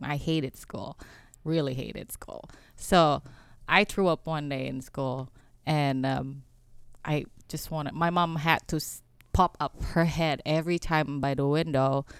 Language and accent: English; Indonesia; English is a second language; now in United States; where I grew up in Indonesia